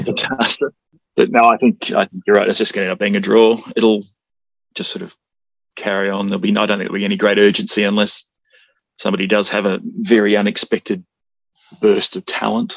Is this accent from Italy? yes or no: no; Australia; I'm Australian